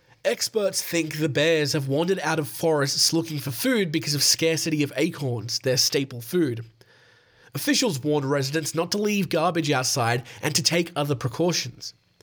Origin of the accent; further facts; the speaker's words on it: Ohio, United States; accent: Ohio accent; That's my Ohio accent, by the way.